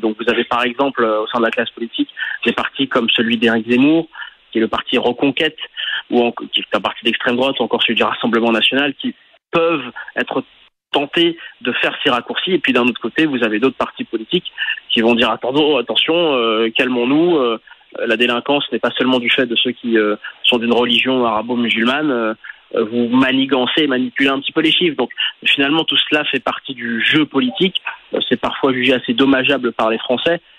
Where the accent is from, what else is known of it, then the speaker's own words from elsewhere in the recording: France; on est tous nés en France